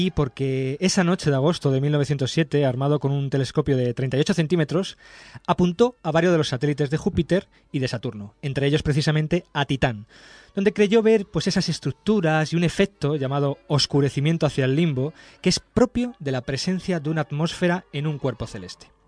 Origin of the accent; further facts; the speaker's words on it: Alcorcón, Community of Madrid, Spain; yo soy de Alcorcón